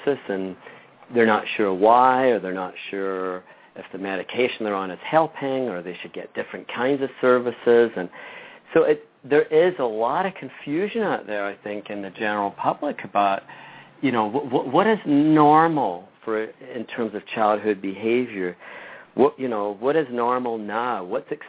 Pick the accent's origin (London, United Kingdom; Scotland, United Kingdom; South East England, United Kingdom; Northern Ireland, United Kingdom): Scotland, United Kingdom; moved away; I grew up in Scotland and Great Britain